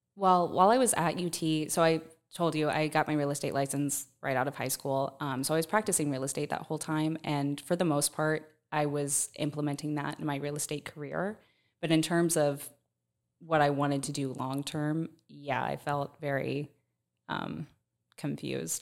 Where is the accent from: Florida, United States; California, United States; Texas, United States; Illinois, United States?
Florida, United States; Plant City; I'm from Plant City